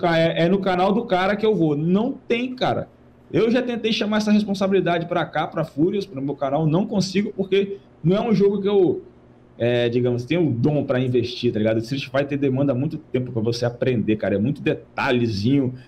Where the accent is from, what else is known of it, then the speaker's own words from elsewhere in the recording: Vila Velha, Espírito Santo, Brazil; Eu, moro em, eu sou de Vila Velha, Espírito Santo